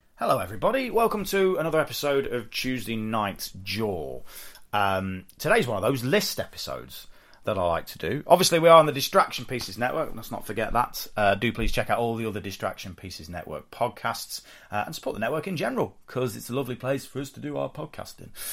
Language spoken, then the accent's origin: English; United Kingdom; we're British